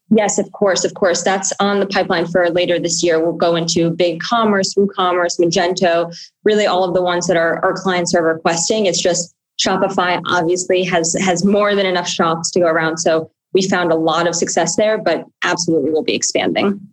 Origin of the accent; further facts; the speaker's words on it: New York City, New York, United States; I grew up on the Upper West Side of Manhattan